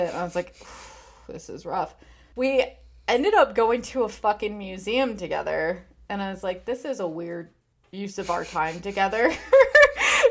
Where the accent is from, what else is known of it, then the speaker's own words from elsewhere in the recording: Michigan, United States; my home state